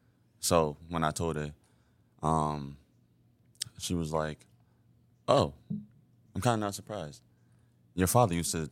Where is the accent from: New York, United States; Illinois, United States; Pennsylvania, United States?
New York, United States; White Plains; Right here, White Plains.